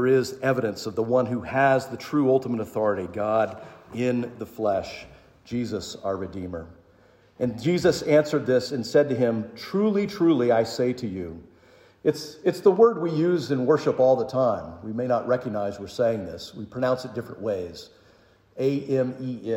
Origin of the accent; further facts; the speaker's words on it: the South, United States; also born or lived in St. Mary's, Georgia; I grew up in the South.